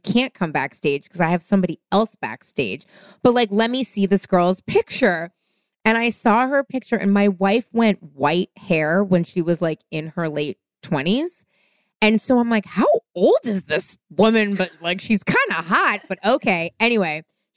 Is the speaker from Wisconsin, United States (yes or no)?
no; San Francisco, California, United States; moved away; I went home to San Francisco. That's where I'm from, born and raised in San Francisco.